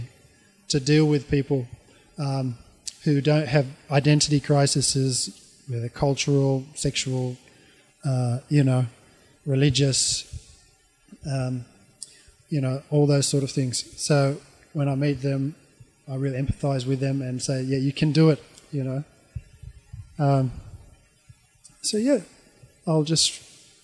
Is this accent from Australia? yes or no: yes; Australia; moved away as an adult; also born or lived in Auckland, New Zealand / Japan / Tanzania; now in New Zealand; when I was growing up in Australia